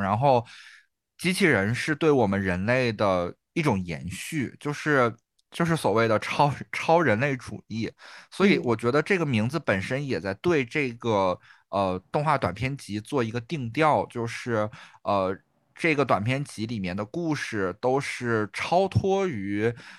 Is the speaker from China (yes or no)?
yes; Northeast China, China; 我们东北人